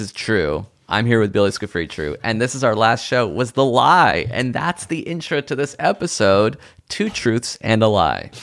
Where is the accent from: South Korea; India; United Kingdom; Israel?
Israel; moved away; was born in Israel.